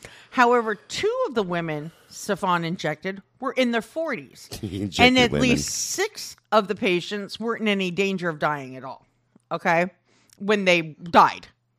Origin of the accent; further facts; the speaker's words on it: Iowa, United States; I'm from Iowa, so to me, this is nothing.